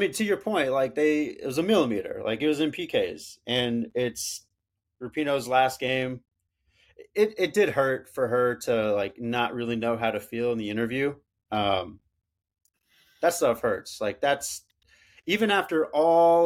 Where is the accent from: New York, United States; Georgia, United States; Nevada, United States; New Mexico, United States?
New Mexico, United States; Albuquerque; growing up in Albuquerque